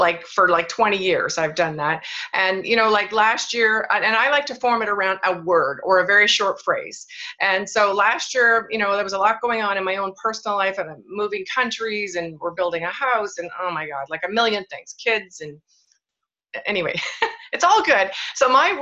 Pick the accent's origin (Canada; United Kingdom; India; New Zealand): Canada; moved away as an adult; also born or lived in Kelowna, British Columbia; even though I'm Canadian, but I hadn't lived in Canada for 12 years, I'm back and I live in the warmest place in Canada, by the way, Kelowna, British Columbia